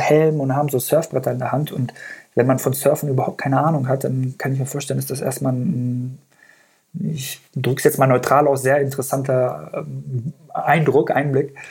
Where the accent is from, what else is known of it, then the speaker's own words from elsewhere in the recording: Göttingen, Lower Saxony, Germany; first language Persian; German is a second language; also born or lived in Afghanistan; ich bin in ähm, Göttingen groß geworden, beziehungsweise habe die längste Zeit in Deutschland in Göttingen verbracht. Da bin ich zur Schule gegangen und habe auch mein Abi da gemacht.